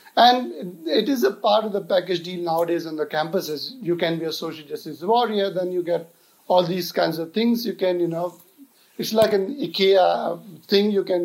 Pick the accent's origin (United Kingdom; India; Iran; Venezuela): India; I as an Indian